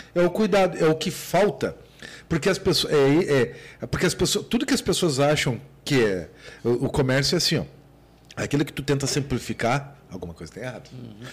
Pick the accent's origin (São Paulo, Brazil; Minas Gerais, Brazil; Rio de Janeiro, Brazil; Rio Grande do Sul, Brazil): Rio Grande do Sul, Brazil; eu sou gaúcho